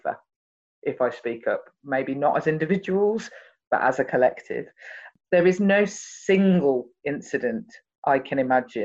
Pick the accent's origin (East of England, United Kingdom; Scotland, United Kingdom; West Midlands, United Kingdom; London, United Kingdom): West Midlands, United Kingdom; Birmingham; because I'm from Birmingham, they considered me to be posh